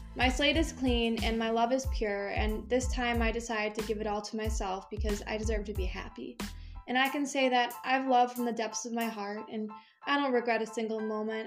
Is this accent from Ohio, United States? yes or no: no; Michigan, United States; moved away as an adult; also born or lived in Tennessee; I moved back from Tennessee for a minute back to Michigan